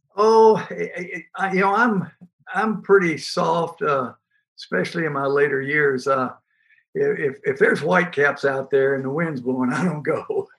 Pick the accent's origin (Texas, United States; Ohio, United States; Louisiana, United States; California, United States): Texas, United States; Port Arthur; I grew up in Port Arthur, Texas, right there on the water